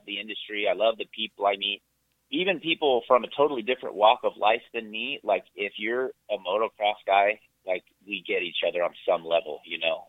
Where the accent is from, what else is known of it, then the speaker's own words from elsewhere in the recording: Santa Cruz, California, United States; I grew up in California, in Santa Cruz, California